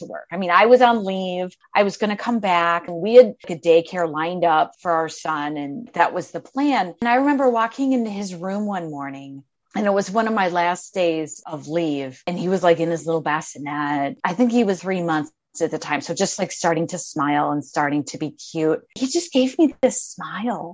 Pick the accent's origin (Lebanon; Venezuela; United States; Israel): United States; Midwest; moved away as an adult; also born or lived in Arizona; I'm from the Midwest originally. I don't know if you can hear my accent. I moved out to Arizona